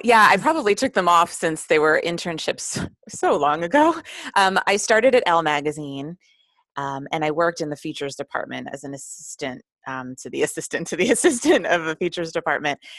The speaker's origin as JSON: {"language": "English", "region": "New Jersey", "country": "United States", "tie": "born or raised there", "also_born_or_lived": "New York City", "said": "I mostly grew up in New Jersey, um, in the suburbs, and it was a wonderful small little town in North New Jersey"}